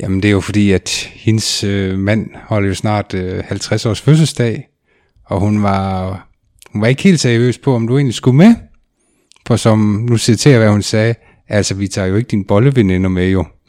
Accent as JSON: {"language": "Danish", "area": "between Varde and Grænsted", "region": "Southern Denmark", "country": "Denmark", "said": "der hvor jeg kommer fra, så er der jo skov og marker og en pizzeria."}